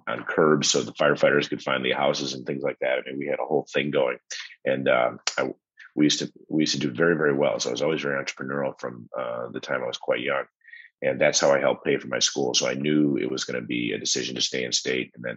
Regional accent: Chicago, Illinois, United States; I grew up in Chicago, in the northern suburbs of Chicago

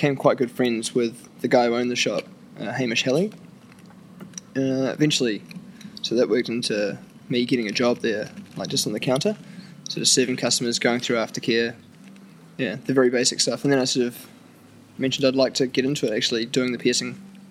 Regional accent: New Zealand; I'm a Kiwi. True blue. True blue deep.

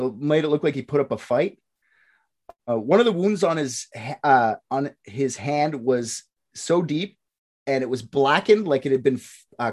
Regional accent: Canada; I'm the Canadian.

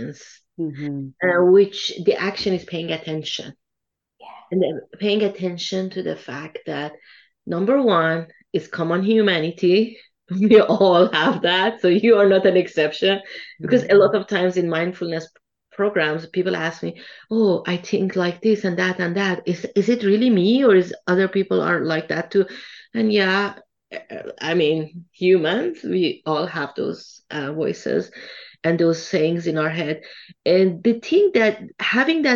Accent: Tehran, Tehran Province, Iran; moved away; I come from Iran originally. And I remember when Iran was at war with Iraq and I was in high school back then

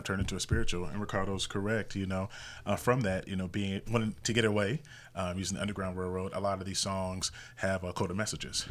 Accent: Indianapolis, Indiana, United States; now in Las Vegas, United States; I'm originally from Indianapolis, Indiana, and I grew up in, I would say, a classic family

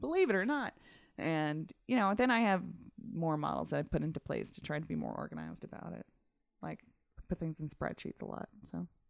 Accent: Massachusetts, United States; moved away as an adult; also born or lived in Utica, New York; now in Los Angeles, United States; originally born in upstate New York, then to Massachusetts for most of my existence, and then to Los Angeles

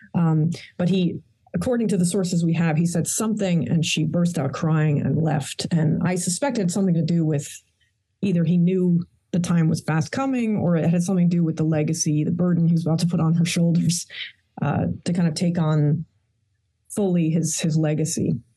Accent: New York City, New York, United States; I was born in actually Queens, New York. My parents are rather ordinary

